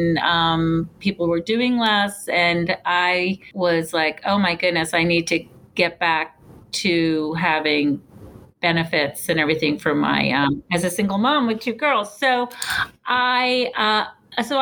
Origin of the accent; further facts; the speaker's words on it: New York City, New York, United States; also born or lived in Westchester County, New York; now in Cleveland, United States; I grew up in New York City, and in New York, it also in outside in Westchester